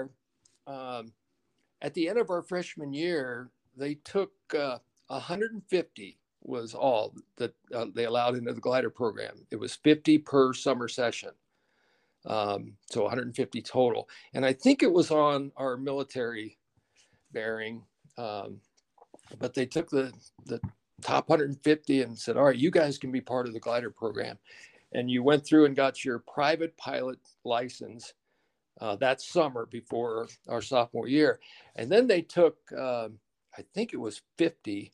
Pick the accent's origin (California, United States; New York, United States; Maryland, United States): Maryland, United States; moved away as an adult; I grew up in Maryland, typical middle-class family